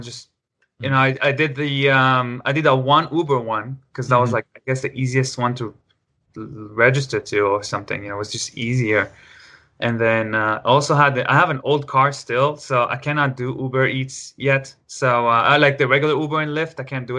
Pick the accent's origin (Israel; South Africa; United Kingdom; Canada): Israel; moved away as an adult; also born or lived in Los Angeles, United States; now in Seattle, United States; Oh, I'm 30. I'm from Israel originally, but I guess, I'm from, like, you know, I lived in L.A. for a while. Now I live in Seattle and L.A., but mostly in Seattle.